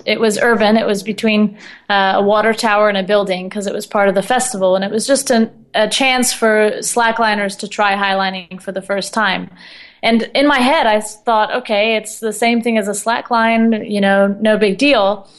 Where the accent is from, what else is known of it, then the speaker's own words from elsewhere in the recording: Austin, Texas, United States; I used to go to this park in my hometown of Austin, Texas, and swim and just hang out under the pecan trees.